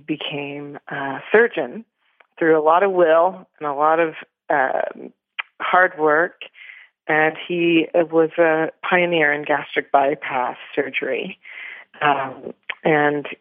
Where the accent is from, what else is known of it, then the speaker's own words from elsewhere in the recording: Toronto, Ontario, Canada; So I was born in Toronto, Canada